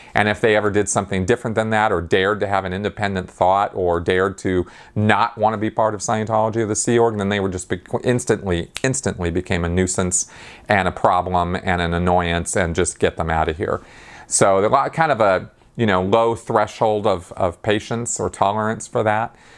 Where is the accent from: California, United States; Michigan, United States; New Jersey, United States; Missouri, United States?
California, United States; Pasadena; I grew up around the Pasadena Mission